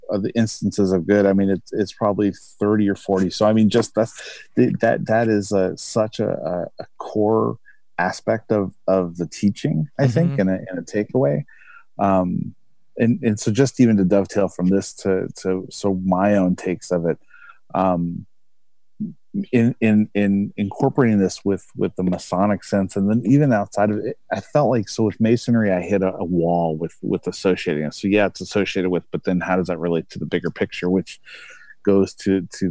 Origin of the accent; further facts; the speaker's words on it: United States; as an American here